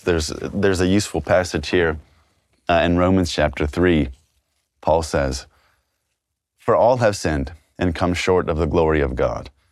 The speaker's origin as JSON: {"language": "English", "region": "Texas", "country": "United States"}